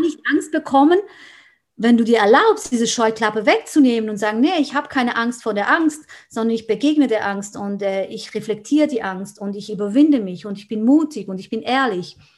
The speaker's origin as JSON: {"language": "German", "country": "Switzerland", "said": "Ich bin aus der Schweiz"}